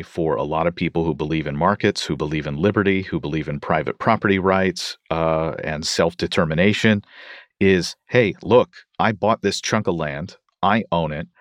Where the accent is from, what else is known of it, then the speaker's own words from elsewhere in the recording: Louisville, Kentucky, United States; I consider Louisville, Kentucky, my hometown